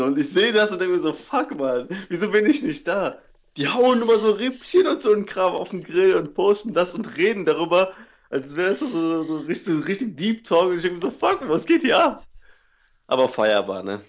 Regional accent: Cologne area, NRW, North Rhine-Westphalia, Germany; da, wo ich herkomme, gegen von Köln

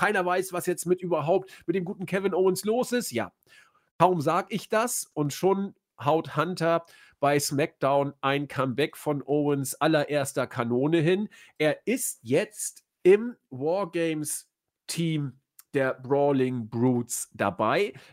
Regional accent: Austria; ich hätte fast gesagt, da muss man sich als Österreicher dran festhalten, aber die Deutschen sind ja bald auch raus aus dem Turnier.

